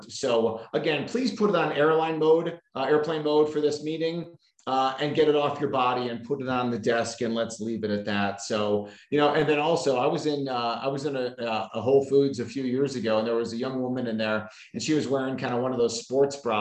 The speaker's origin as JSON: {"language": "English", "town": "Chicago", "region": "Illinois", "country": "United States", "tie": "born or raised there", "moved": "yes", "lives_now": "Arizona, United States", "said": "my hometown of Chicago"}